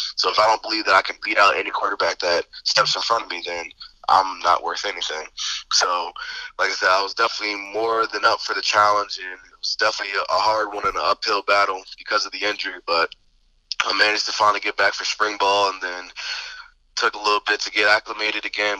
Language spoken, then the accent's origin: English; Delaware, United States; me being born and raised in Delaware, Delaware is the second smallest state, so it's not very big